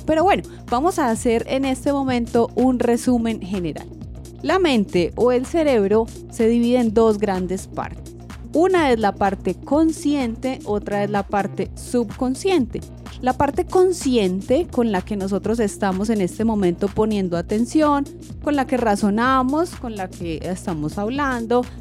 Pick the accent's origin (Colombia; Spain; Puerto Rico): Colombia; first language Spanish; porque crecí en esta comunidad, nací en Colombia, mis papás hablaban español